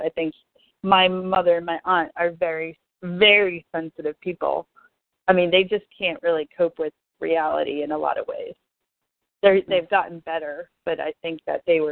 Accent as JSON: {"language": "English", "town": "Amherst", "region": "Massachusetts", "country": "United States", "tie": "born or raised there", "said": "I used to take the Peter Pan bus when I was 5 from Amherst to Natick alone to see my grandmother"}